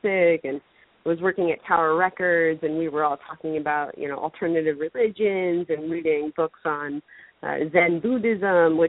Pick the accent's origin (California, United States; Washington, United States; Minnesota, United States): California, United States; Orange County; in Orange County where I was growing up